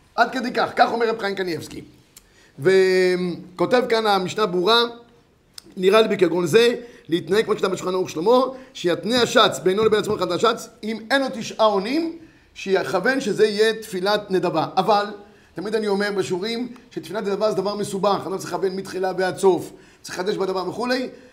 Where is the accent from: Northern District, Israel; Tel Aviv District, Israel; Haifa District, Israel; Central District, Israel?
Central District, Israel; Yehud; אני כילד גדלתי איפה שגדלתי, זה בית כנסת בית מאיר ביהוד